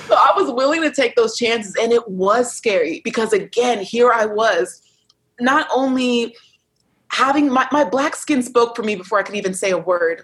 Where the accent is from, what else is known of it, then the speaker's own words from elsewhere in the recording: United States; I'm American tourist